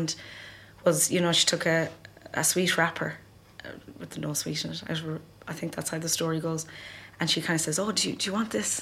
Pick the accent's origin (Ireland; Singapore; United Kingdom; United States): Ireland; growing up in Ireland as well, in that, like, you know, in the 80s and 90s